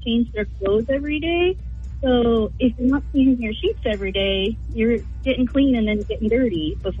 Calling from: Wolfeboro, New Hampshire, United States; I am calling in from Wolfboro, New Hampshire.

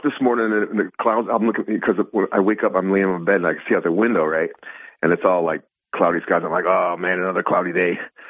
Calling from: Binghamton, New York, United States; This is … from Binghamton.

